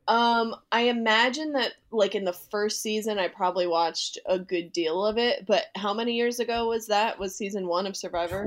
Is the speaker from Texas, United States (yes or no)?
no; Boston, Massachusetts, United States; I'm from the Boston area